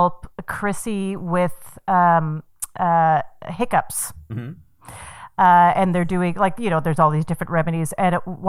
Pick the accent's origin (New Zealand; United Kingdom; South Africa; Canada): Canada; Calgary, Alberta; born or raised there; moved away